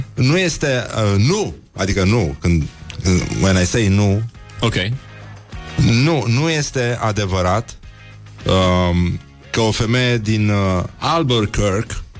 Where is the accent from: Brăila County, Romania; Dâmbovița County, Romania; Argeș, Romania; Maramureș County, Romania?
Brăila County, Romania; eu sunt din Brăila